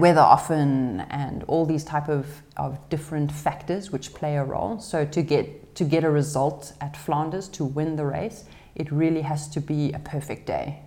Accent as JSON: {"language": "English", "country": "South Africa", "moved": "yes", "said": "being a South African racing abroad in Europe"}